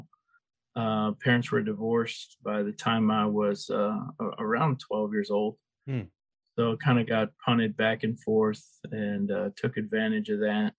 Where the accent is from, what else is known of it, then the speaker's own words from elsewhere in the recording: Chandler, Arizona, United States; I grew up in Chandler